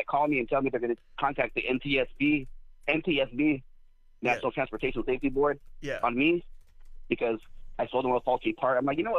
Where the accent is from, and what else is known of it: Los Angeles, California, United States